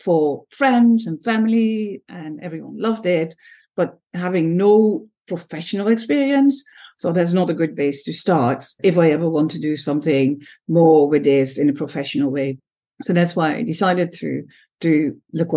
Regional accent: Netherlands; moved away as an adult; now in Singapore; I was born in the Netherlands

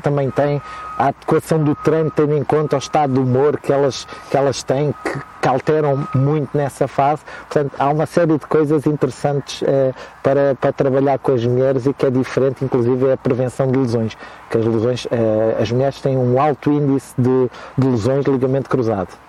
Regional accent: Almeirim, Santarém District, Portugal; moved away; na minha terra, que é Almeirim, que vocês não conhecem, mas é a melhor terra do mundo

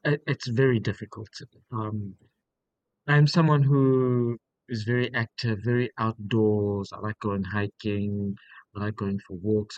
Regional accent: South Africa; moved away as an adult; now in Beppu, Japan; I'm from South Africa, so we have a very temperate climate

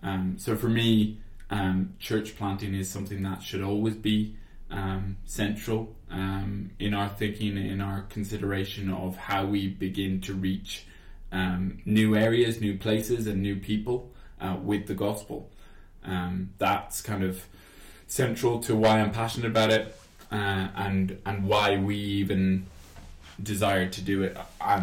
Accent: Ireland; I do admit it. I do admit I don't sound Irish. I though, you know, obviously say I am definitely Irish. I'm passionate about being Irish.

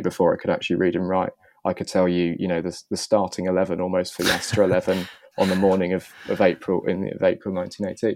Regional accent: Bath, South West England, United Kingdom; I grew up just outside of Bath

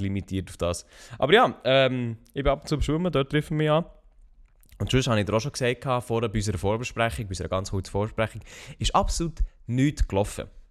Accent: Switzerland; als Schweizer, der kein Französisch kann

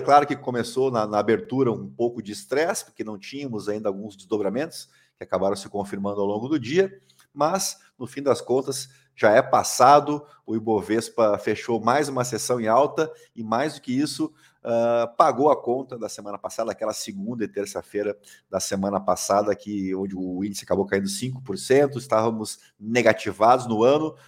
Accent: Brazil; a gente como brasileiro, como contribuinte

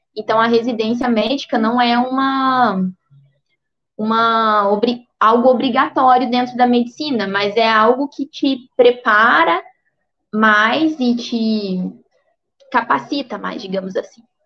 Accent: Alterosa, Minas Gerais, Brazil; eu sou de Alterosa, que é uma cidadezinha no sul de Minas, bem perto de Alfenas

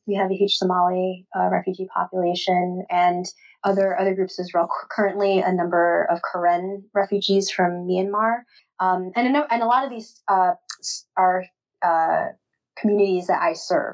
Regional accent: New York City, New York, United States; now in St. Paul, United States; I grew up in Queens, New York, so I went to Flushing Library in Main Street, Queens

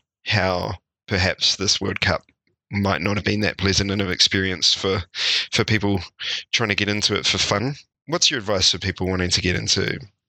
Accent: New Zealand; as a New Zealander, I always root for the underdog.

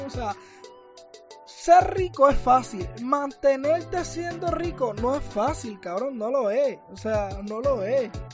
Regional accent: Puerto Rico

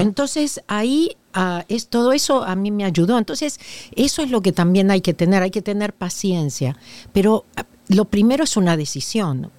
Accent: Argentina; moved away as an adult; now in Los Angeles, United States; nací en la Argentina desde 1983 que vivo en Los Ángeles. En Argentina tengo dos títulos

